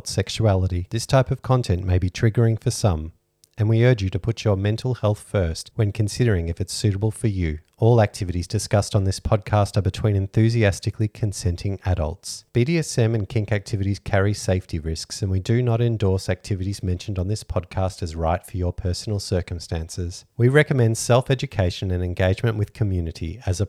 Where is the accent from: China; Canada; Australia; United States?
Australia; We're Australian lifestyle